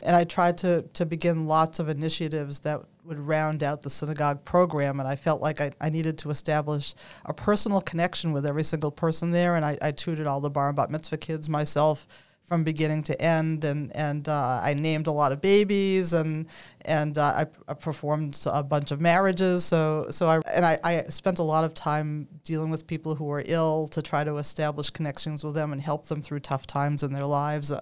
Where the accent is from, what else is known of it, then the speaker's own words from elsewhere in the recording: Newton, Massachusetts, United States; also born or lived in Philadelphia; I grew up in Newton, so I was familiar with this area